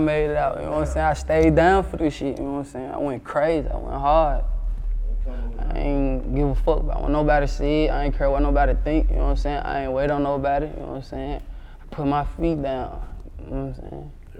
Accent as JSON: {"language": "English", "town": "Sacramento", "region": "California", "country": "United States", "tie": "born or raised there", "said": "The North made me, 7th Street made me. I'm a 7th Street baby, hear me? I'm from Scudderfield"}